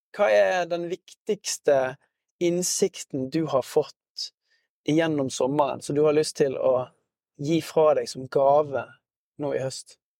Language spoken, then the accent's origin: Norwegian; Norway; vi er veldig selvstendige som, som nordmenn